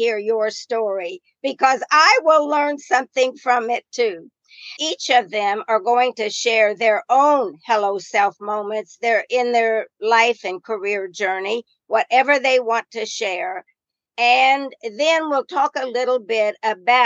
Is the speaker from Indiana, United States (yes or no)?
yes; Indiana, United States; Me too